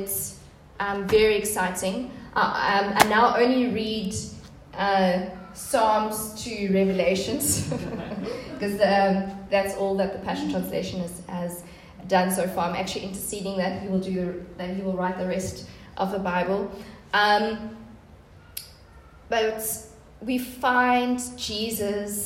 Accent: Port Elizabeth, Eastern Cape, South Africa; I'm originally from Port Elizabeth

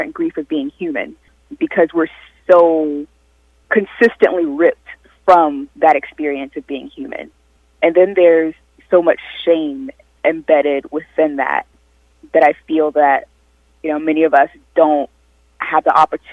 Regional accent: South Carolina, United States; moved away; having grown up in South Carolina and having been raised in a Southern Baptist tradition

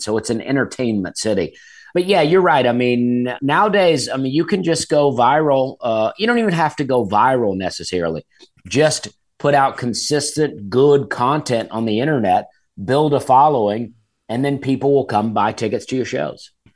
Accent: Alabama, United States; moved away; I grew up in Alabama, and my dad had wild blackberries growing

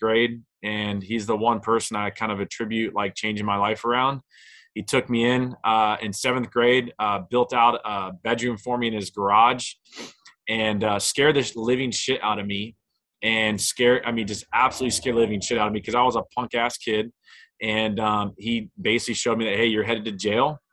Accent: Naples, Florida, United States; I was born in Naples, Florida

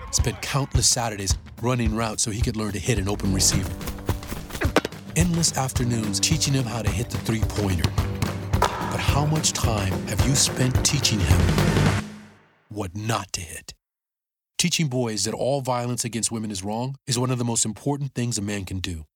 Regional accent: New York City, New York, United States; I grew up in Brooklyn

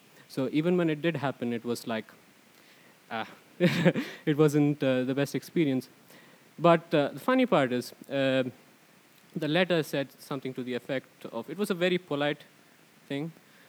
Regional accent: Bangalore, Karnataka, India; moved away as an adult; now in Sweden; I come from India, and I've been here for the better part of 8 years.

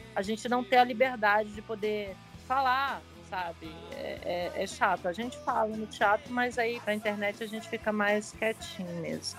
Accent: Pirenópolis, Goiás, Brazil; eu como goiana, tô aqui em Pirinópolis, na minha cidade de Goiás. Aqui ah. minha família, que é goiana mesmo, e eu moro aqui

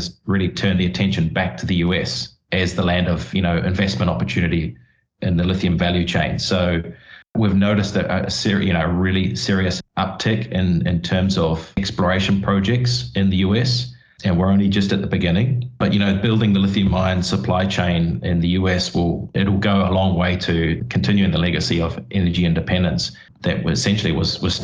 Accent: New Zealand; I grew up in New Zealand

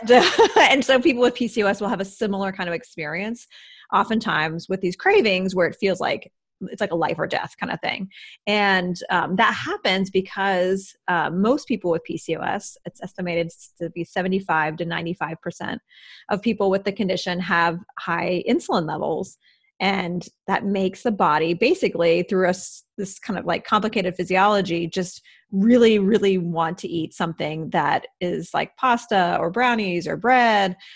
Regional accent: Midwest, United States; moved away; also born or lived in East Coast; I grew up in the Midwest

